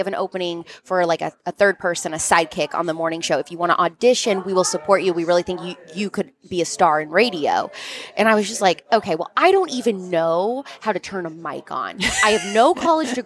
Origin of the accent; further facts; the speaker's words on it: outside Louisville, Southern Indiana, United States; I grew up right outside of Louisville in Southern Indiana